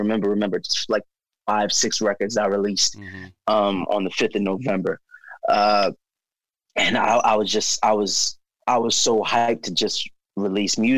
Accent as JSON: {"language": "English", "town": "New York City", "region": "New York", "country": "United States", "said": "I'm from Staten Island."}